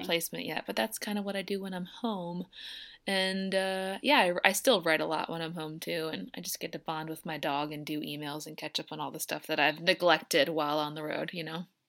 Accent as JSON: {"language": "English", "town": "Downingtown", "region": "Pennsylvania", "country": "United States", "tie": "born or raised there", "moved": "yes", "lives_now": "Nashville, United States", "said": "I grew up outside of Philadelphia in a little town called Downing Town"}